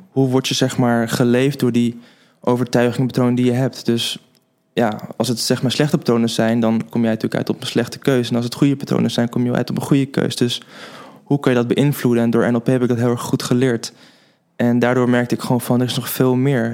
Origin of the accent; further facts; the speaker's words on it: Den Helder, North Holland, Netherlands; moved away as an adult; also born or lived in Zwolle; now in Haarlem, Netherlands; woon in Haarlem, maar ik ben opgegroeid in Den Helder